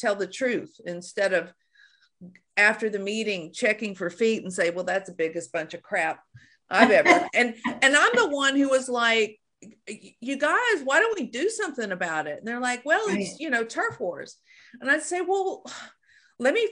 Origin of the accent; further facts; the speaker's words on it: Shreveport, Louisiana, United States; moved away as an adult; also born or lived in Australia; I'm from Shreveport, Louisiana. So I had a cultural, you know, cone of silence around about growing up in Shreveport, Louisiana